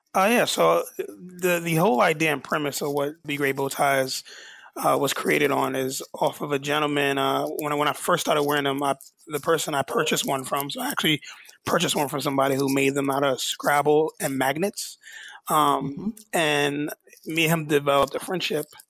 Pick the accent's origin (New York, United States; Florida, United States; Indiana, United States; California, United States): New York, United States; I'm born and raised in New York